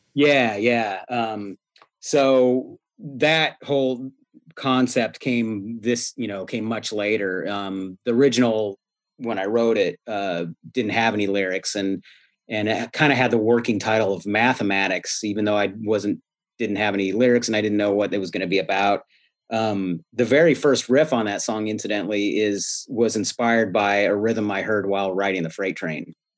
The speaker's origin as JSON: {"language": "English", "town": "Eureka", "region": "California", "country": "United States", "tie": "born or raised there", "moved": "yes"}